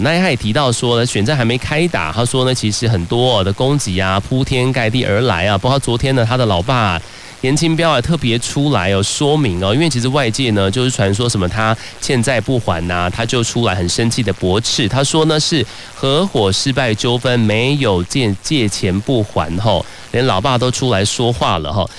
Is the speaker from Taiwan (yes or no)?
yes; Taiwan; 咱们台湾人